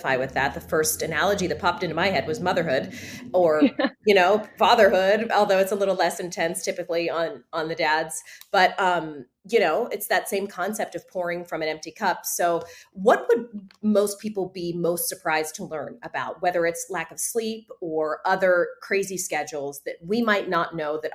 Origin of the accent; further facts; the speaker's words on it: Pittsburgh, Pennsylvania, United States; I'm from Robinson, McKees Rocks, all the Italian people landed